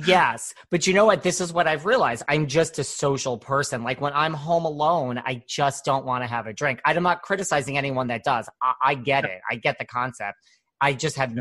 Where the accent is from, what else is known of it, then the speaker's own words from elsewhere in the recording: New York City, New York, United States; I'm from New York